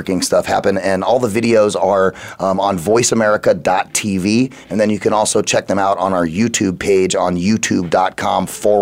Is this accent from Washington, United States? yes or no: no; Arizona, United States; here in my home state